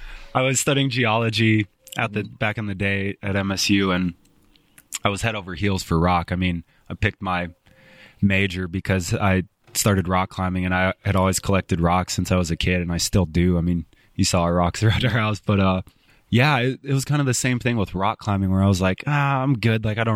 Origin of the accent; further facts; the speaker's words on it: Los Angeles, California, United States; born there; also born or lived in Spokane; I was born in South L.A. Yeah.